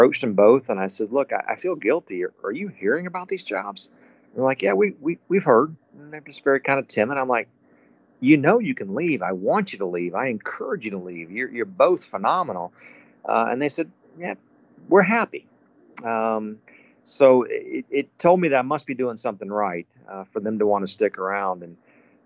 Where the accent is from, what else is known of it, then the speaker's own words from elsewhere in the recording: Tallahassee, Florida, United States; now in Naples, United States; I grew up in Tallahassee, Florida, and I grew up in a time when golf was not anything like it was today